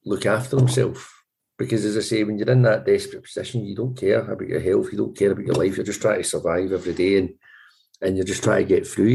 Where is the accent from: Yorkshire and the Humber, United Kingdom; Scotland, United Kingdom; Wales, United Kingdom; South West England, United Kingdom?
Scotland, United Kingdom; Glasgow; now in Edinburgh, United Kingdom; I grew up in Govan, left school age 13